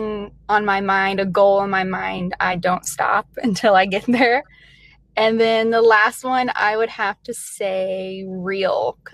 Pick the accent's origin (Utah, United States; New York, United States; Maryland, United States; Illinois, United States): Illinois, United States; Metropolis; also born or lived in Kentucky; now in Iowa, United States; I was born in Kentucky. I was raised in Southern Illinois. It's a really small town. Actually, it's the home of Superman